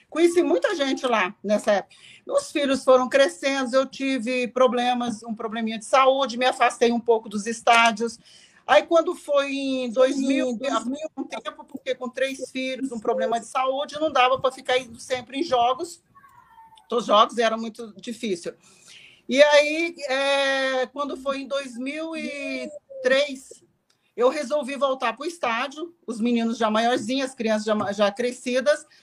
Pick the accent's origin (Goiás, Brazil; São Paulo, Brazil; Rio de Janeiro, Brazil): Goiás, Brazil; Palmelo; also born or lived in Pires do Rio; sou de Pires do Rio, criado em Palmelo, e lá tinha alguns quadrangulares de vez em quando.